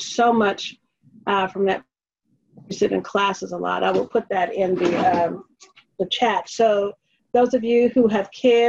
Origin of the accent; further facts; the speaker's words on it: Missouri, United States; But we're talking, you know, I'm from Missouri, but, you know, at least we're talking about it, right?